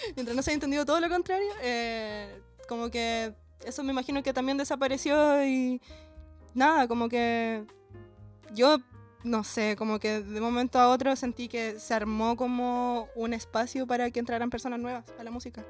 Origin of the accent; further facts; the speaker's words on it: Talcahuano, Biobío, Chile; moved away as an adult; also born or lived in Chiguayante; now in Santiago, Chile; yo soy de Talcahuano ¿no? Viví en Chihuayante igual como en mi adolescencia, que es una ciudad bastante cerca de Talcahuano, donde llovía caleta cuando era chica